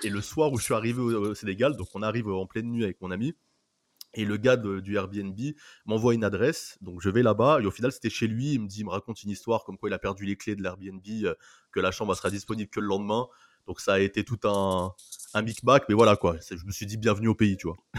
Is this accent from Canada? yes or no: no; France; en tant que Français